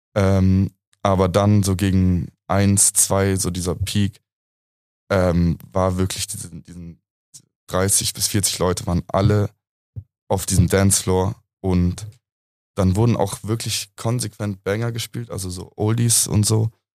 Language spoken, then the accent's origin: German; Munich, Bavaria, Germany; ich bin hier in München eigentlich aufgewachsen. Ich bin seit 23 Jahren hier am Start